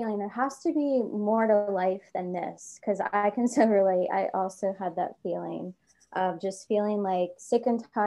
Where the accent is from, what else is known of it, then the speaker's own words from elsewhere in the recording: Easton, Pennsylvania, United States; moved away as an adult; also born or lived in Philadelphia, Pennsylvania; my hometown of Easton, Pennsylvania, but at the time I was living in Philadelphia